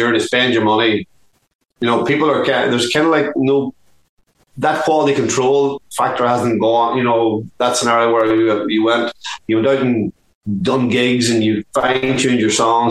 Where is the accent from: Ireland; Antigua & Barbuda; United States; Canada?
Ireland; Dublin, Leinster; when we grew up in Dublin